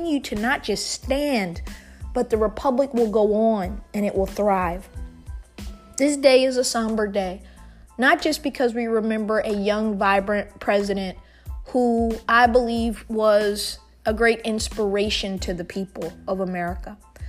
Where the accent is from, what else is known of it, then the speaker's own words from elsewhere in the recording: Munich, Bavaria, Germany; born there; I was born in Munich, Germany.